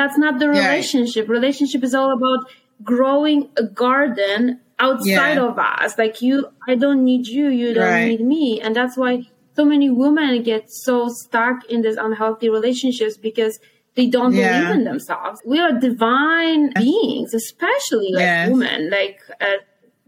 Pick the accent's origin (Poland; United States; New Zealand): Poland; moved away; I am from Poland.